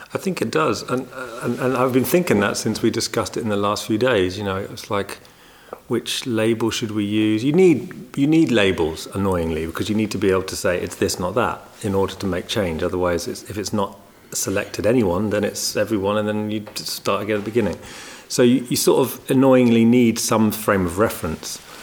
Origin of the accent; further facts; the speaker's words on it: England, United Kingdom; moved away as an adult; now in Netherlands; an English guy living here for many years